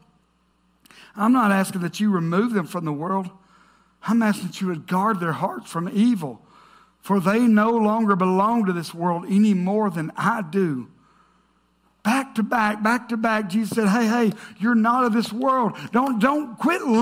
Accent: the South, United States; I grew up in the South

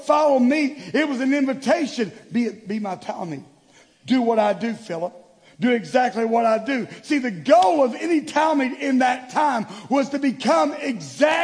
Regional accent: the South, United States; growing up in the South

